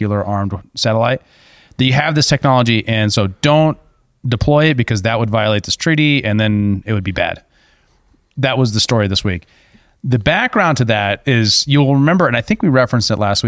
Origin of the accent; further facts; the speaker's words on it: United States; As an American citizen